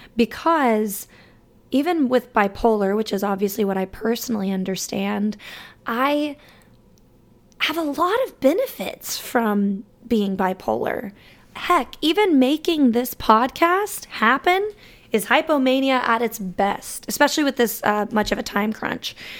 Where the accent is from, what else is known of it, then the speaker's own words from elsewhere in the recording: Alabama, United States; moved away; growing up in that state